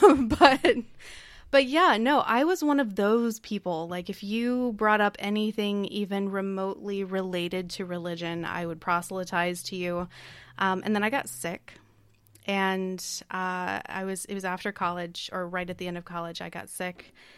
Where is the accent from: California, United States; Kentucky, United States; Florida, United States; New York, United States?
Kentucky, United States; also born or lived in Tennessee; I grew up, or I was born in Tennessee. I grew up in Kentucky